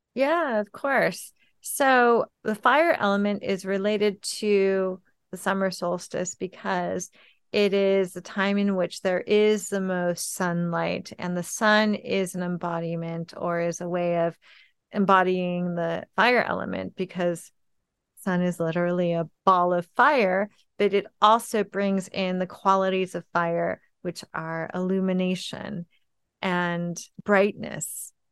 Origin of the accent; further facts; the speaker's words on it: California, United States; I grew up in California, where it is very hot in the summertime